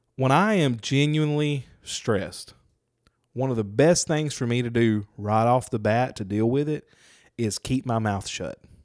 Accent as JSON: {"language": "English", "town": "Lucedale", "region": "Mississippi", "country": "United States", "tie": "born or raised there", "said": "I grew up in Lucedale."}